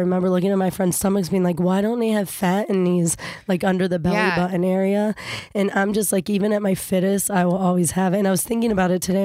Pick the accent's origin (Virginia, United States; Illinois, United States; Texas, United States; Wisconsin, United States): Virginia, United States; Fairfax County; also born or lived in Kenya; I grew up in Fairfax County, Virginia. I was born in Africa, in Kenya